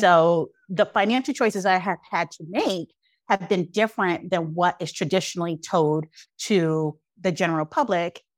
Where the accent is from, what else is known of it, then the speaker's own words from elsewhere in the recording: New York City, New York, United States; I grew up in East New York, Brooklyn during the height of a crack epidemic